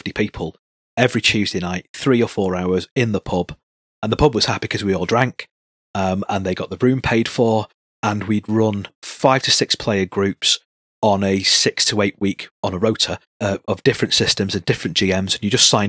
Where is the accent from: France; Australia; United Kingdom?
United Kingdom; Salford, North West England; I grew up in Salford, which is pretty substantial, and then right on the borders of Manchester Town Centre